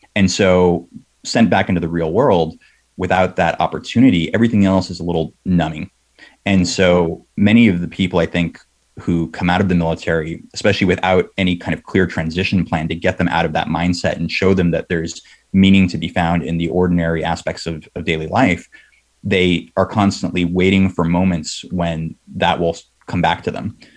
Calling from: South San Francisco, California, United States; I'm calling from South San Francisco.

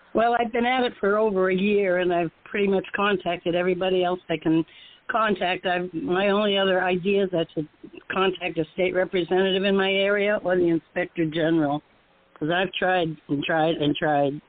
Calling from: Florida, United States; I'm calling from Florida

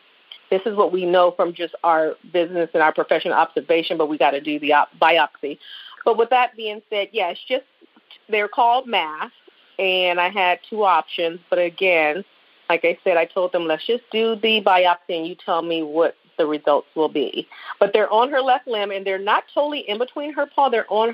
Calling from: Buffalo, New York, United States; Hi, I was calling you from Buffalo, New York again

